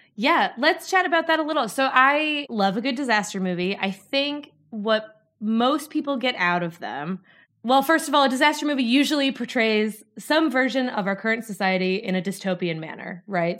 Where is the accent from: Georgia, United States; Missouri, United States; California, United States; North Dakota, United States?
North Dakota, United States; moved away as an adult; now in Glasgow, United Kingdom; as you can probably tell from my accent, I am from North Dakota.